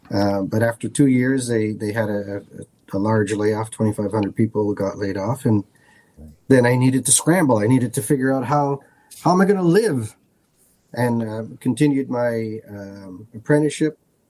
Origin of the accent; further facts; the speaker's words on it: Lisbon, Portugal; as being firstborn son in, you know, I was born in Lisbon, Portugal.